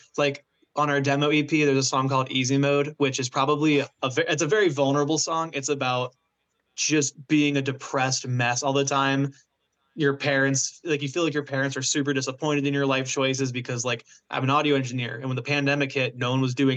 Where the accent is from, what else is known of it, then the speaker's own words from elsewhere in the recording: Florida, United States; moved away as an adult; now in New Jersey, United States; I just wanted to get out of Florida so badly. And I was like, there has to be more to life than this shitty touristy